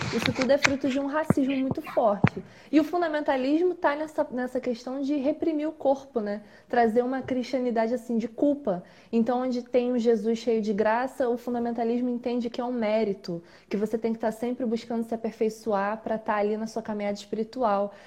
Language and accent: Portuguese; Duque de Caxias, Rio de Janeiro, Brazil; sou de Caxias, sou aqui de Caxias do Rio de Janeiro